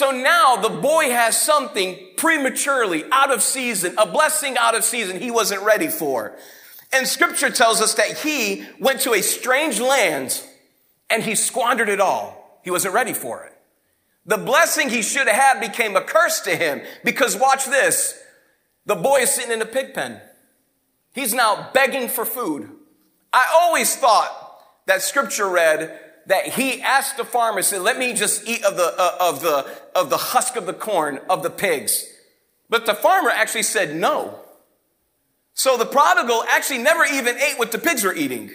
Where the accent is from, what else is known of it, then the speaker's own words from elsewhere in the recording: Fall River, Massachusetts, United States; moved away as an adult; now in Detroit, United States; Fall River, Massachusetts, grown up on the East Coast